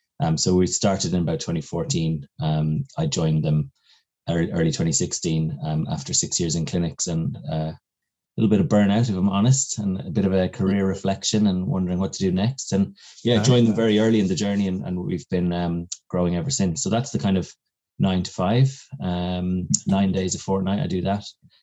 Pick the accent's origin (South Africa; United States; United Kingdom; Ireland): Ireland; County Kildare; accent: neutral Irish; also born or lived in Kilkenny; But I was born in Kilkenny. Uh-huh. So both my parents are from there, which is like Midlands. And then we moved around quite a bit with dad's job. Grew up then from the age I was 12 in County Kildare, kind of Dublin border.